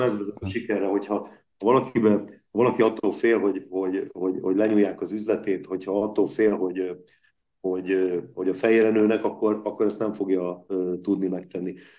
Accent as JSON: {"language": "Hungarian", "town": "Veszprém", "region": "Veszprém County", "country": "Hungary"}